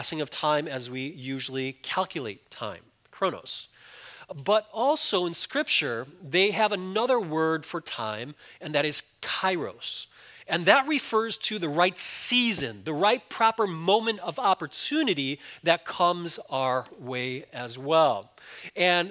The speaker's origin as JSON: {"language": "English", "town": "Chicago", "region": "Illinois", "country": "United States", "tie": "born or raised there", "moved": "yes", "said": "I grew up in Chicago"}